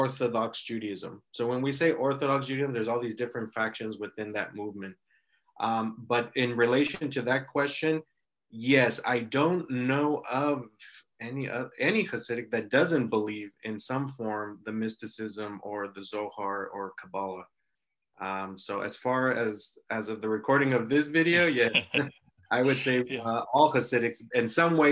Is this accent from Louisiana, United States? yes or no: no; Los Angeles, California, United States; moved away as an adult; also born or lived in Israel / Mexico; I grew up in California in the Los Angeles area, went to school there, university